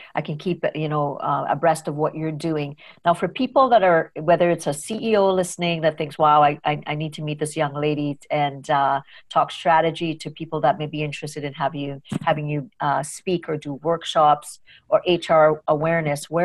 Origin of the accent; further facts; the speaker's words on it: Trinidad & Tobago; moved away as an adult; now in Canada; I grew up in Trinidad